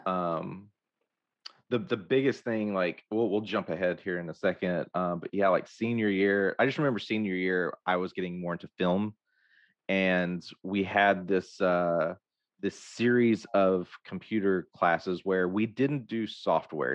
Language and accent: English; Hope, Arkansas, United States; I grew up in Hope